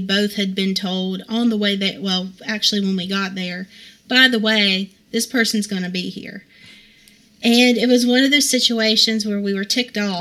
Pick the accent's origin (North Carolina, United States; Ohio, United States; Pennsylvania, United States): North Carolina, United States; Hickory; now in Vale, United States; I grew up in Hickory